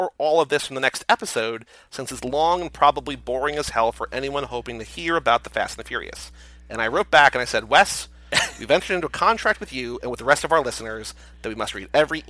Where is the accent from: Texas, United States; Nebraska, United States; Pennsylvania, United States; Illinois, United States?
Texas, United States; Arlington; born there; also born or lived in Arizona; I was born in Arlington, right between Dallas and Fort Worth.